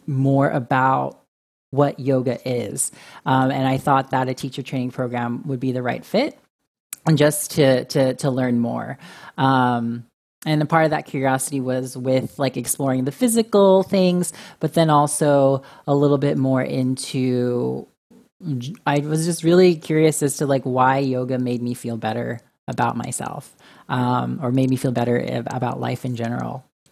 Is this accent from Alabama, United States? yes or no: no; Orange County, California, United States; moved away as an adult; now in New York, United States; I grew up in a suburban Orange County